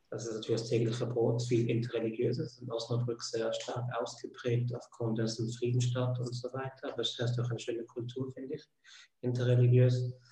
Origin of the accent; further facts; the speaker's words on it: Switzerland; ursprünglich bin ich Schweizer, wie man das am Akzent hört.